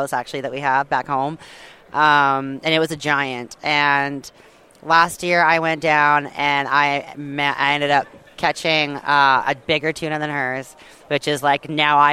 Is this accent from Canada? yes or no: yes; Vancouver Island, British Columbia, Canada; I grew up on the West Coast, BC, right? On Vancouver Island